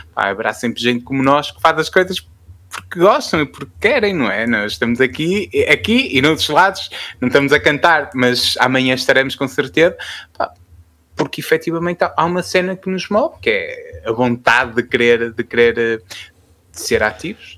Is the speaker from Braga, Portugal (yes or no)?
yes; Fafe, Braga, Portugal; sou de Faf